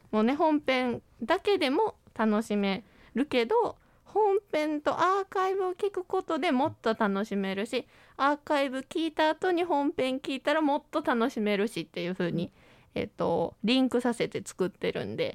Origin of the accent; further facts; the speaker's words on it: Wakayama, Japan; そもそもこのね脚本を書いた私は和歌山県出身というこ